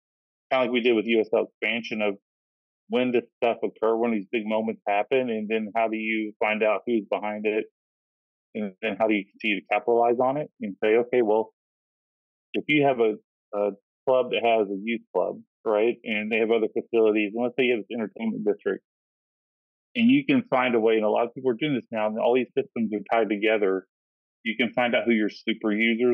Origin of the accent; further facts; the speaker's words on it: Kentucky, United States; I'm originally from Kentucky